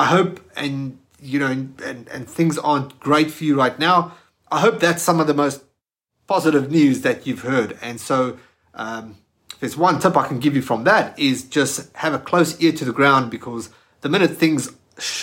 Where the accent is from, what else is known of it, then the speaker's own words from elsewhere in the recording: South Africa; moved away as an adult; now in Australia; I'm from South Africa. I just moved to Australia at that time.